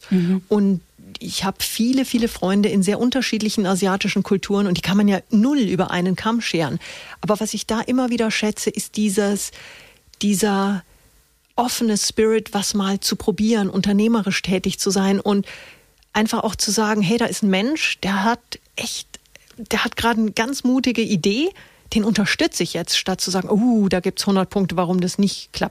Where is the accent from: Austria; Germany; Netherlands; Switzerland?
Germany; Munich, Bavaria; born there; Also ich bin gebürtiges Münchner Kindel, mhm. habe in sechs Ländern gelebt, habe, äh, bin 46 Jahre alt